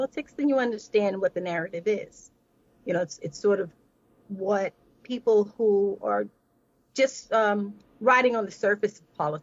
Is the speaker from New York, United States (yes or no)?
yes; New York City, New York, United States; now in Los Angeles, United States; when I moved to Los Angeles, I'm originally from New York City